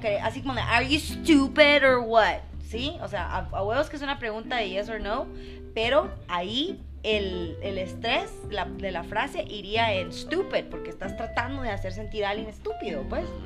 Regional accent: Guatemala; accent: Guatemalan; first language Spanish; Los guatemaltecos decimos que no tenemos acento

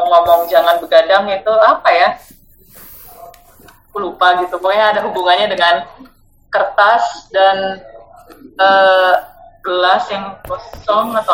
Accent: North Sumatra, Indonesia; dari dari kecil aku kan orang Batak ya

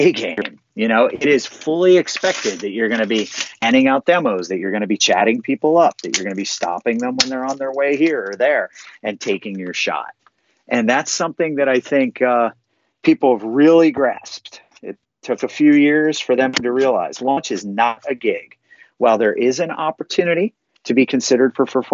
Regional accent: Lancaster, Pennsylvania, United States; I'm from Lancaster, Pennsylvania

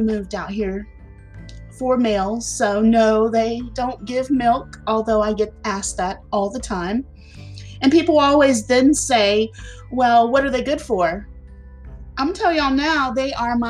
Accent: South Carolina, United States; also born or lived in Florida; So I was born in Florida, but I've been in South Carolina about 38 years now. I'm 48 years old.

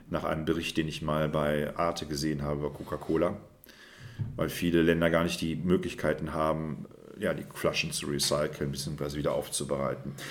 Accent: Rhineland, Germany; aber es fehlt das Süßliche, das, was ich als Rheinländer brauche.

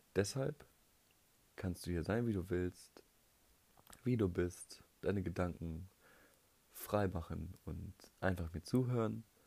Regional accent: North Rhine-Westphalia, Germany; ich komme aus Nordrhein-Westfalen

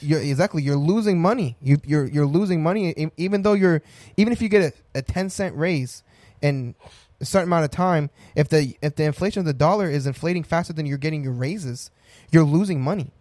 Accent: Colorado, United States; I was born in Colorado

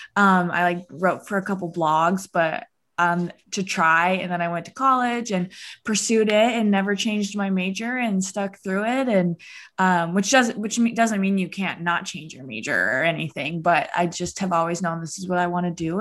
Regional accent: Rapid City, South Dakota, United States; moved away as an adult; also born or lived in Sioux Falls, South Dakota / Vermillion, South Dakota; now in Lincoln, United States; I'm from Rapid City, South Dakota, which is like the Mount Rushmore, Black Hills area

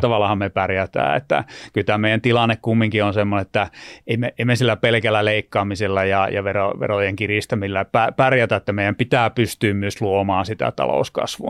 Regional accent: Lieksa, North Karelia, Finland; moved away as an adult; also born or lived in Turku; aina pitää muistaa ne synnyn, synnyn sijat ja konnut tuolta Itä-Suomesta. Eli mä olen Lieksasta lähtöisin

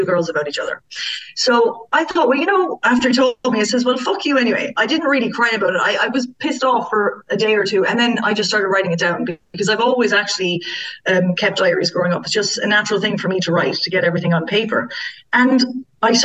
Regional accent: Ireland; as Irish girls

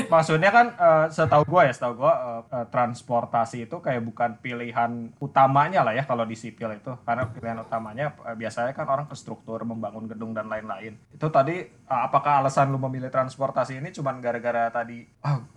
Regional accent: Bandung, West Java, Indonesia; gue cukup menikmati uh, transportasi Jakarta sebagai orang Bandung ya

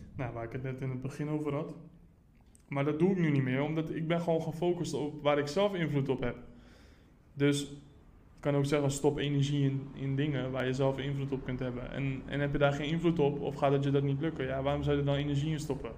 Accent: Rotterdam, South Holland, Netherlands; ik ben geboren en getogen in Rotterdam

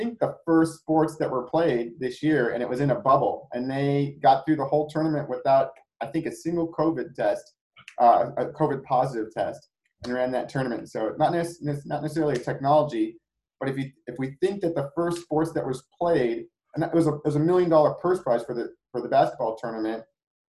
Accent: Cleveland, Ohio, United States; I'm from Cleveland

